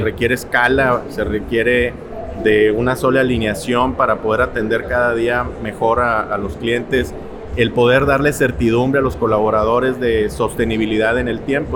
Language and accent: Spanish; Monterrey, Nuevo León, Mexico; soy montano de nacimiento, de mamá tamaulipeca, de padre regiomontano. Crecí, estudié en Monterrey